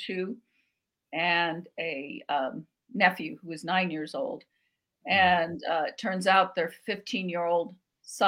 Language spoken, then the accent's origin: English; Albuquerque, New Mexico, United States; I grew up in Barelas, which is the oldest barrio in Albuquerque